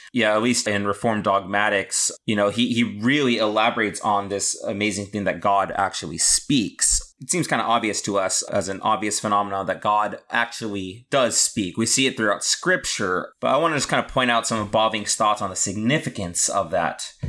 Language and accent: English; California, United States; I'm a Californian